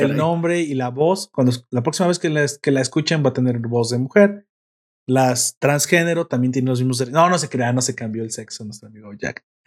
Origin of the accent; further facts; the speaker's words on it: Mexico; Me gustan las tortillas, así que aparte también soy el perfecto mexicano